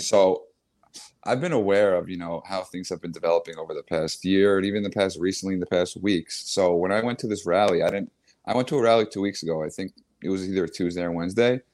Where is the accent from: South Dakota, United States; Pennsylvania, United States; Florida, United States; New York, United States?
New York, United States; Long Island; now in New York City, United States; I grew up in Long Island